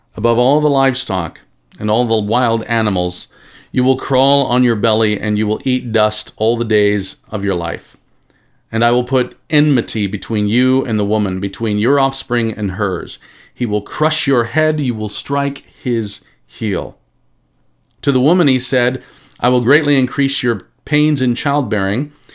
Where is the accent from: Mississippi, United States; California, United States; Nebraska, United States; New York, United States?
Nebraska, United States; now in Branson, United States; I grew up in Nebraska